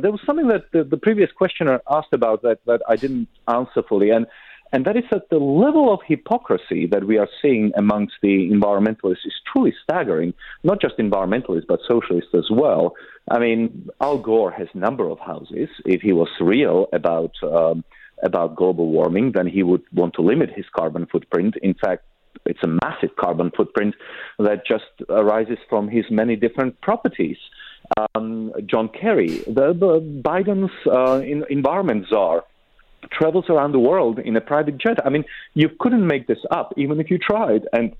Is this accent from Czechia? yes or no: yes; Czechia; born there; I was born in Czechoslovakia in 1976, so that was 8 years after the Soviet invasion. We were under occupation until the early 90s.